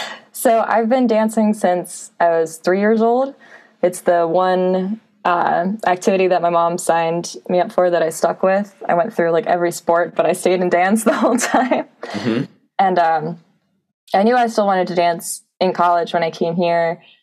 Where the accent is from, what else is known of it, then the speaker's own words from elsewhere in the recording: Lansdale, Pennsylvania, United States; Lansdale, PA. So it's about 3 hours southeast from Penn State. So it's right in the southeast corner of PA.